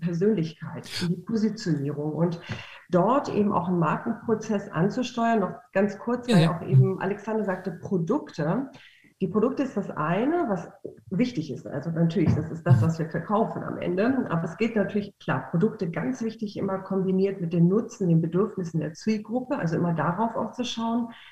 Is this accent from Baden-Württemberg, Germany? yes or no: no; Cologne, North Rhine-Westphalia, Germany; ich komme aus Köln und aus dem schönen Rheinland